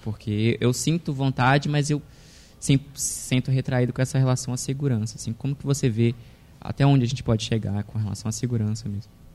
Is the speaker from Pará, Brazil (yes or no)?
yes; Belém, Pará, Brazil; moved away; eu sou de fora, sou do Pará